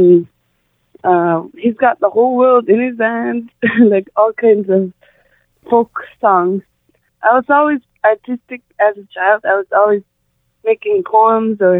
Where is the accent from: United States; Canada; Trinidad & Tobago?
Canada; Sanikiluaq, Nunavut; first language Inuktitut; I'm a singer from Senekiluaq, Nunavut. I sing in my language. I speak Inuktitut from where I'm from.